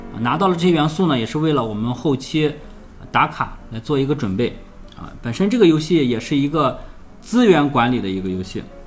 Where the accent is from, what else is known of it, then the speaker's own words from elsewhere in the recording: China; 我们中国人习惯从春天开始